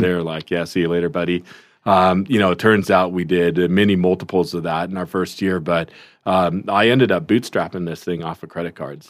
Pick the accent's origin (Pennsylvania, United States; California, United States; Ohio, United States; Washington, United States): Washington, United States; Seattle; also born or lived in South Korea; grew up in the Seattle area